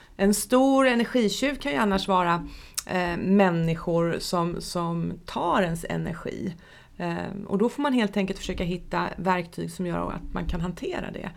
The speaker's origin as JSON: {"language": "Swedish", "town": "Nässjö", "region": "Jönköping County", "country": "Sweden", "tie": "born or raised there", "said": "Jag stod på disken på Höglandssjukhuset i Nässjö när jag var tonåring"}